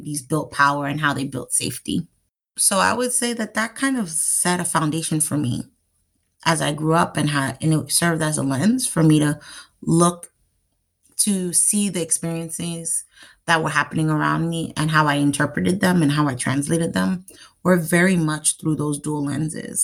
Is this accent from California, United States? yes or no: no; New York City, New York, United States; I am from New York City, Manhattan. My parents are Haitian, so come from the Caribbean island of Haiti. I'm a first generation American, and I grew up in the 90s in New York City